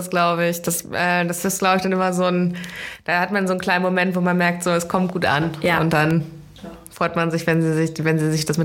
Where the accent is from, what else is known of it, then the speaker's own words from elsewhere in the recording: Lower Saxony, Germany; Ja, ich komme so Richtung Holland aus dem Norden